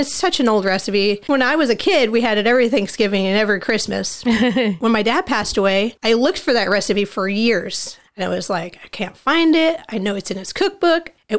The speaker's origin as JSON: {"language": "English", "country": "United States", "tie": "born or raised there", "said": "So I grew up in the woods. My dad, you know, we grew up in Lake County pretty much my whole life and always done camping and up in the woods."}